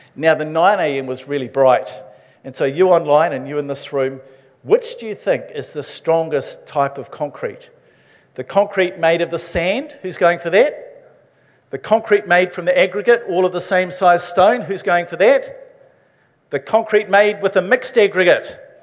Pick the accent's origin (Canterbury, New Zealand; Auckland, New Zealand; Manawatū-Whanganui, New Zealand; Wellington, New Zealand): Manawatū-Whanganui, New Zealand; Levin; moved away; I grew up in the metropolis of Levin.